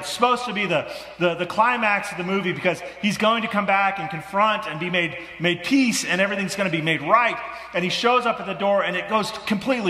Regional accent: Midwest, United States; moved away; I grew up in the Midwest

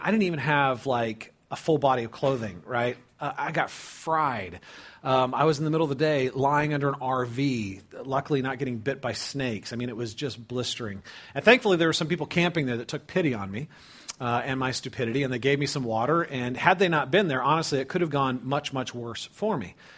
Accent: California, United States; I grew up in California, okay? Uh, lived near the Pacific Ocean

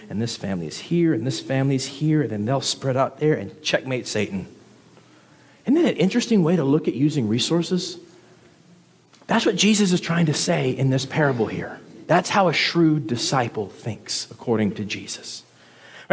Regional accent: the South, United States; moved away; I'm from the South

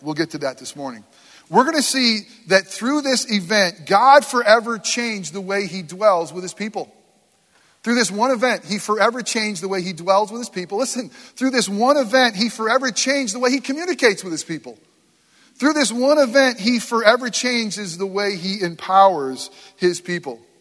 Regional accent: Northeast, United States; now in Florida, United States; I were growing up in the Northeast

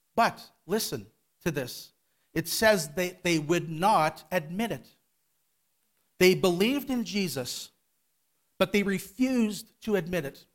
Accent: Winnipeg, Manitoba, Canada; I was born here in Winnipeg in a Christian home, went to Calvary Temple. My family, we all attended Calvary Temple downtown

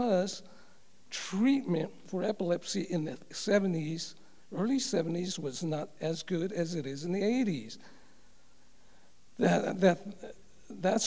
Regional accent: Los Angeles, California, United States; also born or lived in Covina; As I was growing up in Los Angeles, I attended a Catholic church and tried my best as a little boy to understand the faith

